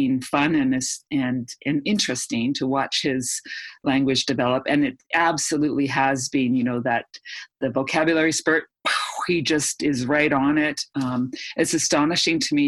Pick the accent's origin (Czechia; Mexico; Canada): Canada; also born or lived in Edmonton, Alberta; being a Canadian. It's freezing cold up here